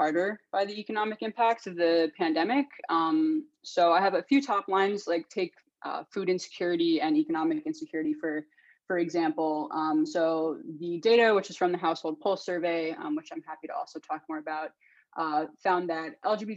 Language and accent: English; New York City, New York, United States; moved away as an adult; also born or lived in Amherst, Massachusetts / London / Massachusetts; now in Washington, D.C., United States; I'm originally from Brooklyn, New York